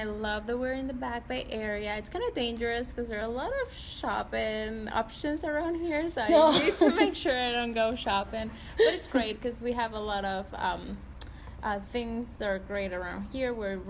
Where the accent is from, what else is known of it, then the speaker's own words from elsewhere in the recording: Venezuela; moved away as an adult; now in Boston, United States; So I'm from Venezuela. I'm 20 years old. I moved here 4 years ago to go to grad school.